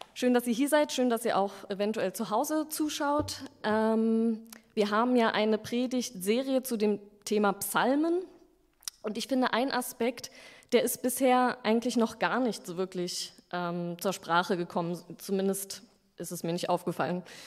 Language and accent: German; Berlin, Germany; also born or lived in Stuttgart; ich bin Berlinerin, habe aber vier Jahre lang in Stuttgart gearbeitet